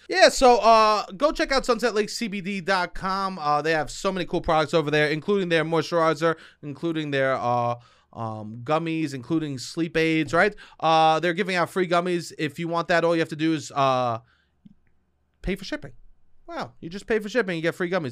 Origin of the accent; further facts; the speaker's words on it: New York City, New York, United States; I'm a dude from Staten Island